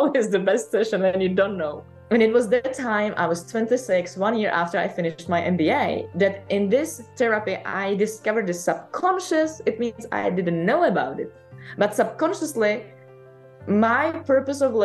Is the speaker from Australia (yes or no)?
no; Czechia; moved away as an adult; also born or lived in Paris, France; I moved back from Paris to Czech Republic and stayed with my mom for a while